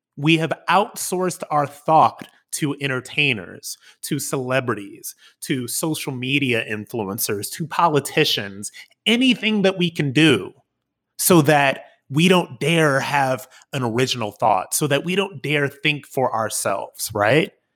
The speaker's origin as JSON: {"language": "English", "town": "Akron", "region": "Ohio", "country": "United States", "tie": "born or raised there", "also_born_or_lived": "New York City", "moved": "as an adult", "said": "I'm an Akron boy, you know, an Ohio boy, born and raised"}